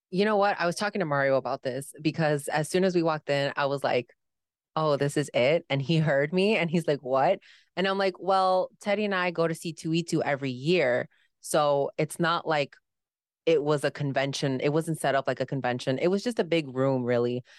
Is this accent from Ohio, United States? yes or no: no; Chicago, Illinois, United States; I am from Chicago